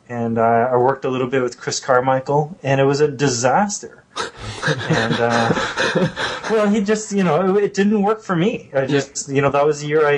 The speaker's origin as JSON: {"language": "English", "country": "Canada", "said": "being a Canadian"}